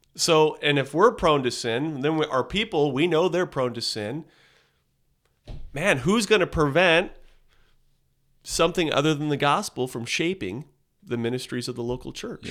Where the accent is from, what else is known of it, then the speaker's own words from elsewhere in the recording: Southern California, United States; moved away as an adult; I grew up in Southern California